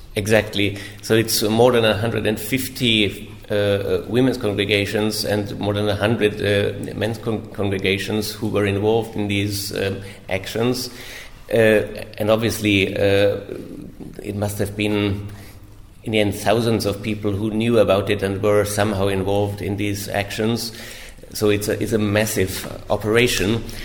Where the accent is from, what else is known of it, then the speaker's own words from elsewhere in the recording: Innsbruck, Tyrol, Austria; moved away as an adult; also born or lived in Rome, Italy; I'm from Austria originally, from Tyrol, Innsbruck. Uh, I grew up there